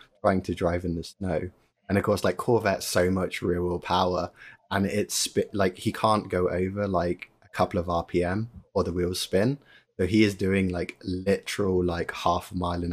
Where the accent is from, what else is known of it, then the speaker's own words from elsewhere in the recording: England, United Kingdom; moved away as an adult; now in United States; I grew up in England